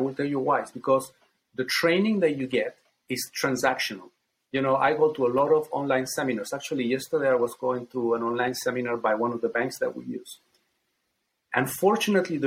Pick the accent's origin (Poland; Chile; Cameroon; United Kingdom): Chile; now in United States; I come from Chile